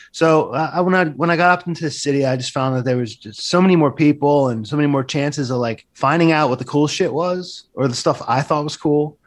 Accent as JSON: {"language": "English", "town": "Seaside Heights", "region": "New Jersey", "country": "United States", "also_born_or_lived": "New York City", "moved": "as an adult", "said": "I'm from down by Seaside Heights"}